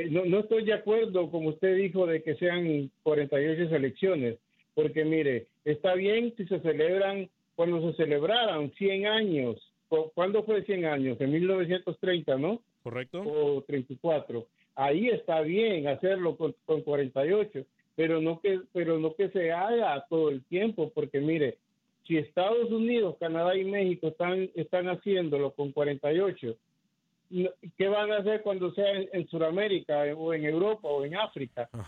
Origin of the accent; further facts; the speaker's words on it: Honduras; now in Chicago, United States; yo soy hondureño